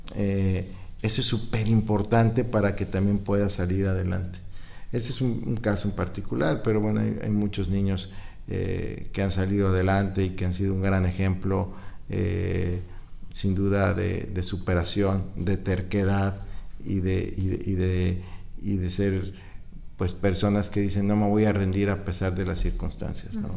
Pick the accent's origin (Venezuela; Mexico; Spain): Mexico; Guanajuato; now in Acapulco, Mexico; vengo de Guanajuato